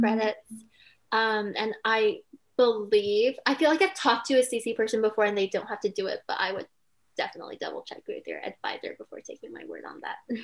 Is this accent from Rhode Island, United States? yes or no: no; Silicon Valley, California, United States; moved away as an adult; I grew up in California in the Silicon Valley.